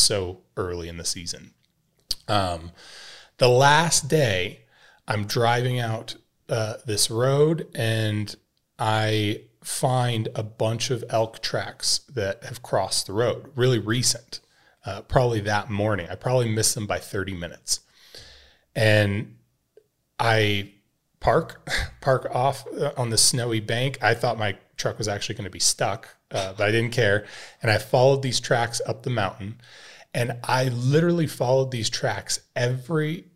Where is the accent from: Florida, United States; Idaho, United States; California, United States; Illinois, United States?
Idaho, United States; growing up in Idaho